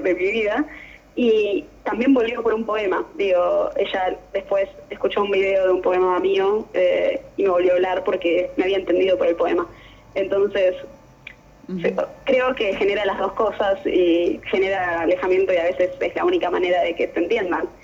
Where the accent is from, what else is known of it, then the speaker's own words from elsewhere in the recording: Temperley, Buenos Aires Province, Argentina; Yo soy de Temberley